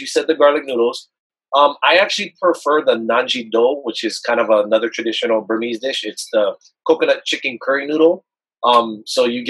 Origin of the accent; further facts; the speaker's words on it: Hawaii, United States; moved away as an adult; also born or lived in Belmont, California; now in Dublin, California, United States; I'm actually born and raised in Hawaii.